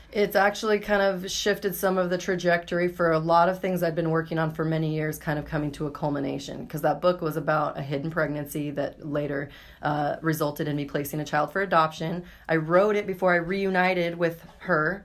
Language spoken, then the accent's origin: English; Boise, Idaho, United States; I was born and raised in Boise